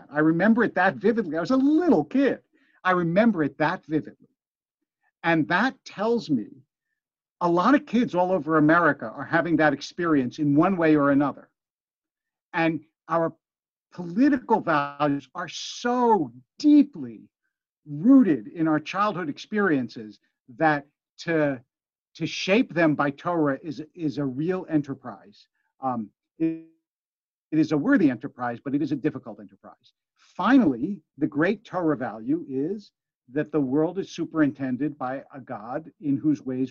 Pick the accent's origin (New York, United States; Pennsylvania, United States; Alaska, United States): Pennsylvania, United States; Philadelphia; also born or lived in Harrisburg, Pennsylvania; Harrisburg, Pennsylvania, which is where I was born. I grew up in Philadelphia.